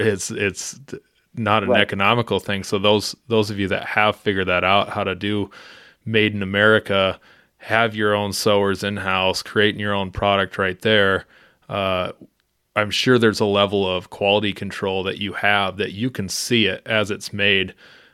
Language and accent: English; South Dakota, United States; When I first started in Colorado, I almost was getting jobs just because I was from South Dakota.